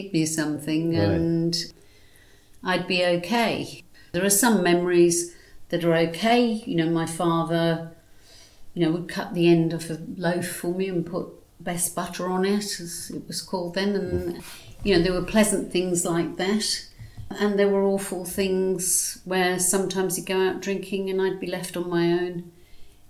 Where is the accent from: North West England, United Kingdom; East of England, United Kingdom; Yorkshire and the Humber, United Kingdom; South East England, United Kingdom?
North West England, United Kingdom; Cheshire; moved away as an adult; now in Australia; I was born in Cheshire.